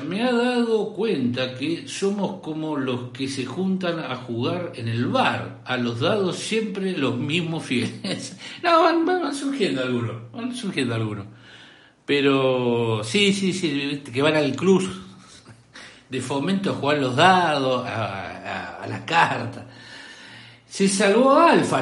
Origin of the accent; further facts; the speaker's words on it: Córdoba, Argentina; soy decente cordobés